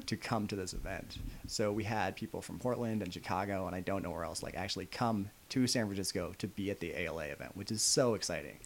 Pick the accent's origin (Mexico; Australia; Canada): Canada; I live in Canada. Yeah. I don't, I'm not, I'm a Canadian. Like, I'm not American